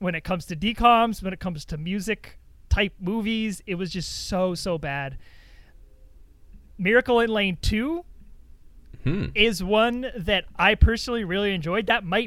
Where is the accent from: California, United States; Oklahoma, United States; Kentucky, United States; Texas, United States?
California, United States; Ramona; born or raised there